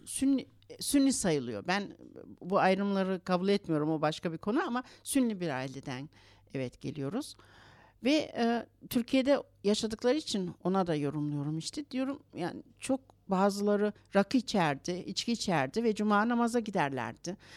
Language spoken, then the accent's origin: Turkish; Berlin, Germany; also born or lived in Istanbul, Turkey; 6 yaşımda Almanya'ya geldik. Annem babam işçi ailesi olarak geldiler buraya.